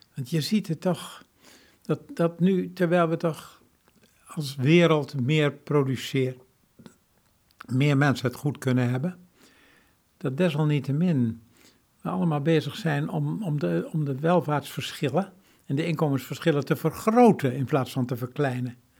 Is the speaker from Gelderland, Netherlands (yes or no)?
yes; Veluwe, Gelderland, Netherlands; Ik ben opgegroeid op de Veluwe, te midden van bomen